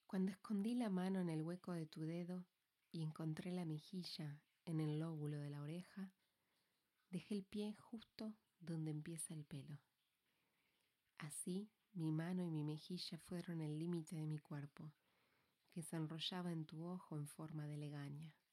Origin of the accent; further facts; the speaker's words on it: Valencia, Valencian Community, Spain; Soy de Valencia, no por elección, aunque finalmente me hice al lugar, resido aquí.